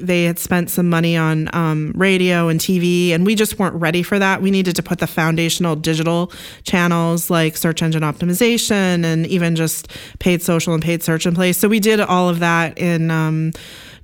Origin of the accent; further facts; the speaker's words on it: Oregon, United States; I actually grew up in Oregon on a Christmas tree farm.